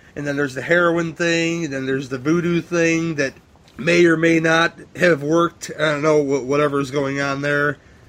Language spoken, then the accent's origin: English; Ireland; I'm Irish too, man, and I watch it every year.